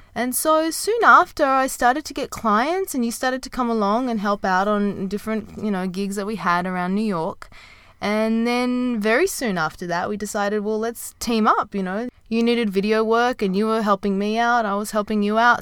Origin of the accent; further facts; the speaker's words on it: Sydney, New South Wales, Australia; moved away as an adult; also born or lived in Japan / Dubai; I started teaching in my hometown in Sydney